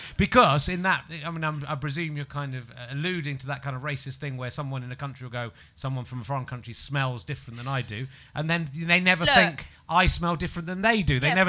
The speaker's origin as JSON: {"language": "English", "region": "England", "country": "United Kingdom", "said": "because I'm an English person"}